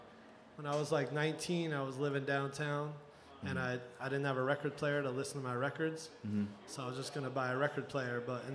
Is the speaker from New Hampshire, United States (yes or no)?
no; New York City, New York, United States; Yeah, I grew up all around New York City, mm-hmm. Bronx, Manhattan, Brooklyn